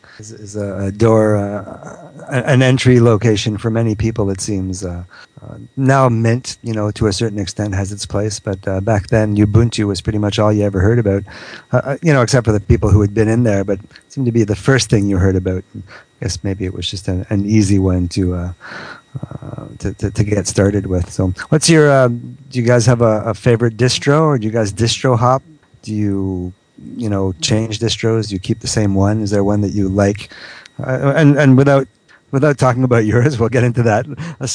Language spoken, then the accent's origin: English; Quebec, Canada; I'm not from France. I'm from Quebec. Quebec is a very, very different accent from the French, from the France, you know.